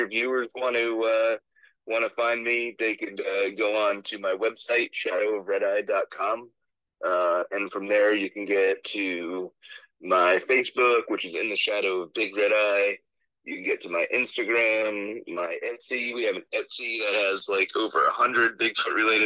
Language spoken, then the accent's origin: English; New Jersey, United States; I'm from New Jersey